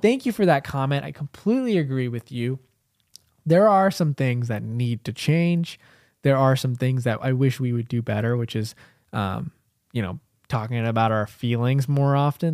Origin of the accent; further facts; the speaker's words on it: United States; also born or lived in India; I grew up in America because I was, I was, I, I came here when I was, like, three and a half